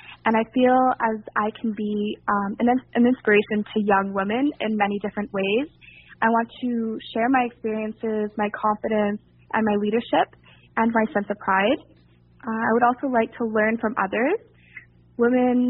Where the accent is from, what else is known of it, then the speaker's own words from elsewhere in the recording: Montreal, Quebec, Canada; I was born in Montreal, Quebec, and I am currently living in a small town outside of the city